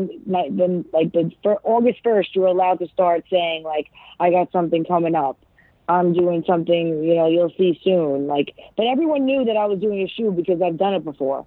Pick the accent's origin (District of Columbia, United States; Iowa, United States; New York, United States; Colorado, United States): New York, United States; because I'm from New York